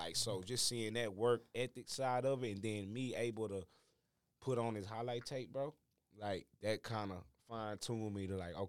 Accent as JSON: {"language": "English", "region": "Michigan", "country": "United States", "said": "I'm from Michigan."}